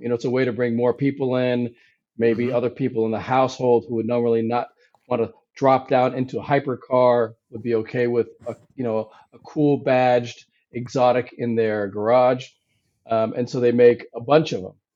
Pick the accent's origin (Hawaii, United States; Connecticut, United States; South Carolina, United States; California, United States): Hawaii, United States; moved away; also born or lived in New York / India; I was really born and raised in Hawaii